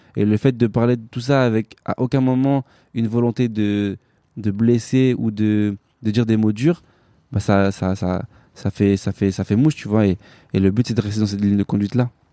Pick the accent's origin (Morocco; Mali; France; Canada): France; je suis né en France, je suis français avant tout